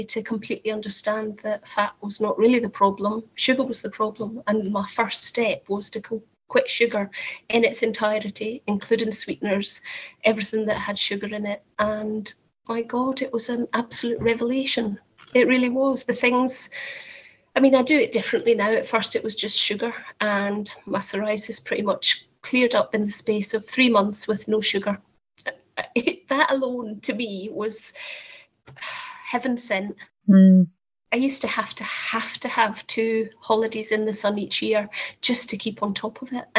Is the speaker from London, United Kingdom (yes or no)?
no; Scotland, United Kingdom; now in Whittlesey, United Kingdom; I am in Whittlesea in the Fenlands, which does not correlate with my accent. I understand I am obviously originally Scottish, but that's where I happen to be living at the moment.